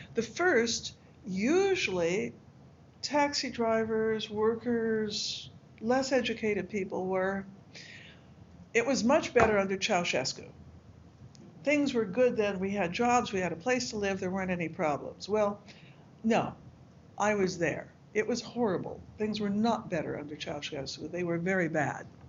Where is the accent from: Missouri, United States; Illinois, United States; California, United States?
California, United States; Southern; I'm from Southern California, and I have two horses there